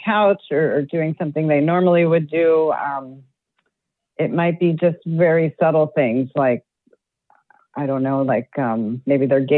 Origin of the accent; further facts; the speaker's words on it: New Jersey, United States; moved away as an adult; also born or lived in Minnesota / Atlanta; now in Orlando, United States; how did I end up in Minnesota? I'm from New Jersey